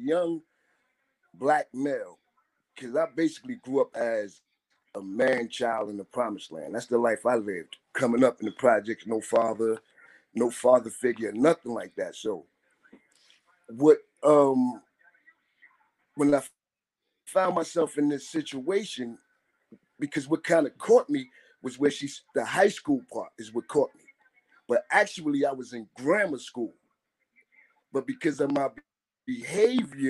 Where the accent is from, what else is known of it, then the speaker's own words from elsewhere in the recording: Jersey City, New Jersey, United States; I'm from Jersey City